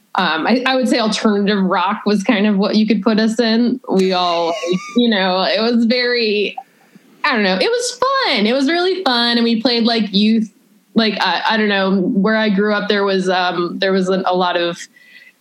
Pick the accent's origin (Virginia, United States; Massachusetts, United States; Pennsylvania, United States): Massachusetts, United States; Berkshire County; now in Chicago, United States; I'm from Berkshire County, and the arts is one thing that is pretty valued over there, which I think is good in a very small kind of like podunk Massachusetts area.